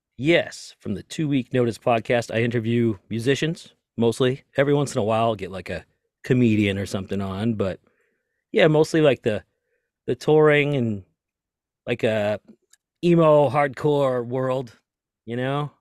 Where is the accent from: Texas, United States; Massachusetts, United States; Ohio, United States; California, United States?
Massachusetts, United States; Lynn; I grew up in Lynn, Massachusetts, just north of Boston, right next to Salem